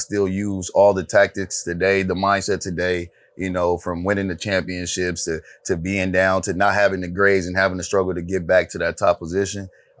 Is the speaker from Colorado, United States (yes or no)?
no; Oakland, California, United States; also born or lived in Fremont, California; I'm from the Dubs. I'm from the hood.